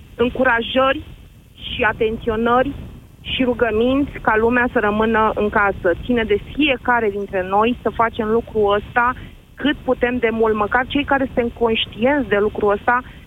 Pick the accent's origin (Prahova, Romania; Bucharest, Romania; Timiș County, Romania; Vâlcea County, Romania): Vâlcea County, Romania; Drăgășani; Eu sunt din zona Drăgășanului